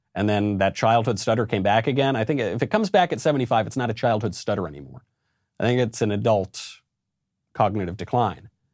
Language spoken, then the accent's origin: English; New York, United States; also born or lived in Los Angeles; I'm a New Yorker